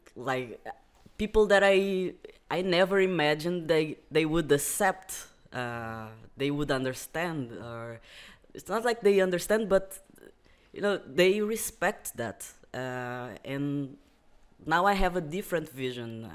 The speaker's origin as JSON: {"language": "English", "region": "Algarve", "country": "Portugal", "tie": "born or raised there", "also_born_or_lived": "Brazil", "said": "I also came from Algarve, uh, but I am Brazilian. I live in Portugal for seventeen years."}